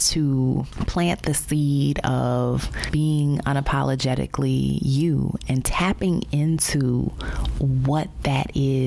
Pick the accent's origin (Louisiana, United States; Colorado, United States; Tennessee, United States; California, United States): Louisiana, United States; New Orleans; born or raised there; moved away as an adult; also born or lived in Baltimore / Chicago / Dallas